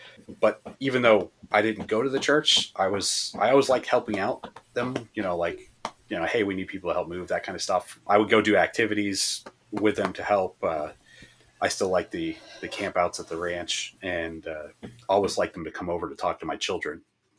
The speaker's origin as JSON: {"language": "English", "region": "Massachusetts", "country": "United States", "also_born_or_lived": "Florida", "lives_now": "Texas, United States", "said": "Well, I'm from Massachusetts originally, but I moved down to Florida after my father died and had spent most of my life in Florida, and now I'm in Texas."}